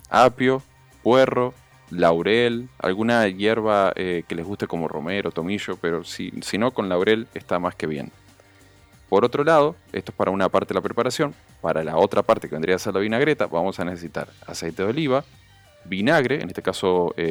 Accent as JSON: {"language": "Spanish", "country": "Uruguay", "moved": "as an adult", "lives_now": "Dominican Republic", "said": "Después de 17 años soy más criollo dominicano que..."}